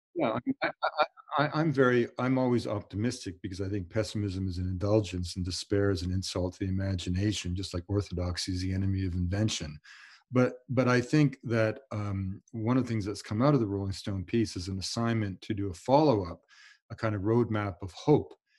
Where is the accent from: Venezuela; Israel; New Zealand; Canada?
Canada; I'm Canadian